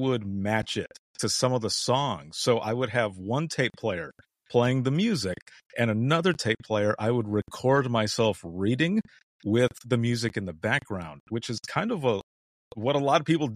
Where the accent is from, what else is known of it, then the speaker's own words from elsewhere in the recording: Southwest Michigan, United States; moved away as an adult; also born or lived in Central Florida; I left home, left my home state rather, of Southwest Michigan